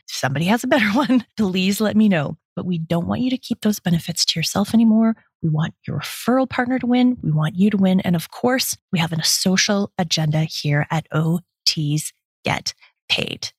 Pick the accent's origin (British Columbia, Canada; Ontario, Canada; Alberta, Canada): Ontario, Canada; Toronto; I am a Canadian. I was born and raised in Toronto, Ontario